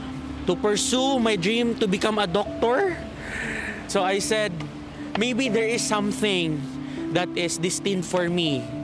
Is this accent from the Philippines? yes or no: yes; Marawi, Bangsamoro, Philippines; the most challenged community as of the moment is my hometown, Marawi City.